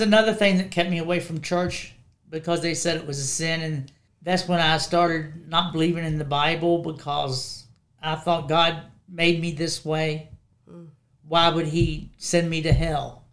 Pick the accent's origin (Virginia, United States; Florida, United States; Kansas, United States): Virginia, United States; Woodstock; also born or lived in Strasburg, Virginia; now in Harrisonburg, United States; I grew up in Woodstock, Virginia.